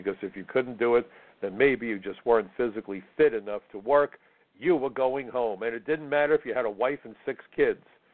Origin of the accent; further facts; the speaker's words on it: New York, United States; First generation American. I'm a New Yorker. I'm retired. I could move anywhere. I live in New York because I love New York